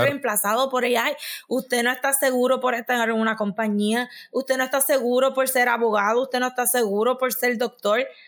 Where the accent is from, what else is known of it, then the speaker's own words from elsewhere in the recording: Puerto Rico; nosotros como puertorriqueños